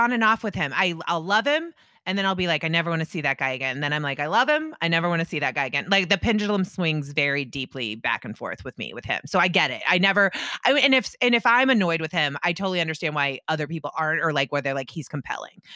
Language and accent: English; Indianapolis, Indiana, United States; now in New York, United States; I grew up in Indianapolis, Indiana, and half of my best friends are Jewish